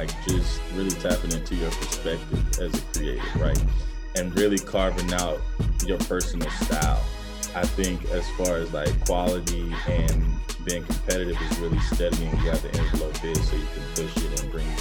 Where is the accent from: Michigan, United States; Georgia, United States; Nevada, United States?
Georgia, United States; Manchester; moved away; coming from like Manchester, Georgia, which is a small town population of about 3,500 people